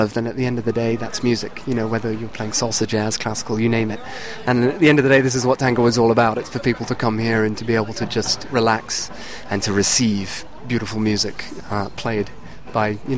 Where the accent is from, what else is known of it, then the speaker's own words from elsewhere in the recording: Cheltenham, South West England, United Kingdom; now in Boston, United States; my hometown of Cheltenham